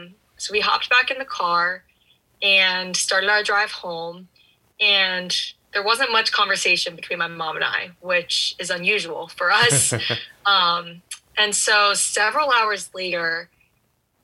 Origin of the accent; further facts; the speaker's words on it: Columbus, Ohio, United States; moved away as an adult; I'm from Columbus, Ohio, so not too far away from Notre Dame